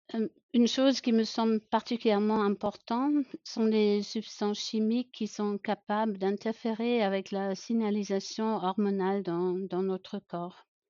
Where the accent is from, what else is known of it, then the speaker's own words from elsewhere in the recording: Germany; accent: German; French is a second language; j'ai grandi à la campagne en Allemagne, d'où mon petit accent.